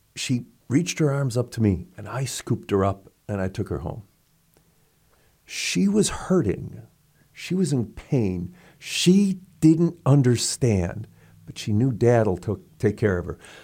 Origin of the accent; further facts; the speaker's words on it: St. Louis, Missouri, United States; I was from Saint Louis